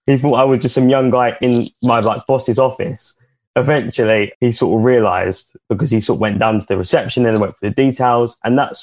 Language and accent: English; Chigwell, East of England, United Kingdom; we're from Chigwell.